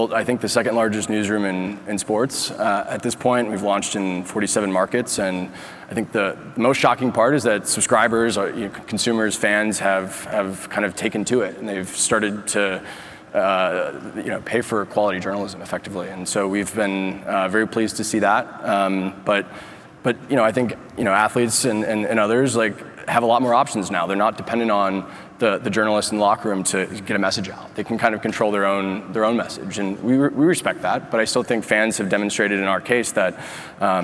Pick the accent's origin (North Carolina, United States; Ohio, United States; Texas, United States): Ohio, United States; Cincinnati; moved away; I'm from Cincinnati, Ohio, originally. Grew up reading Cincinnati Inquirer every morning for the first, 18 years of my life